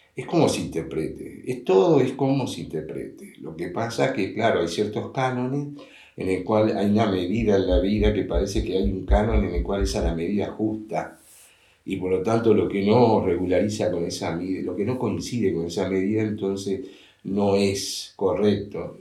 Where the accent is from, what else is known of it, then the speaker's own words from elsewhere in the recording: Montevideo, Uruguay; yo nací, me crié en un colegio en el Instituto Crandon de Uruguay, Montevideo, Uruguay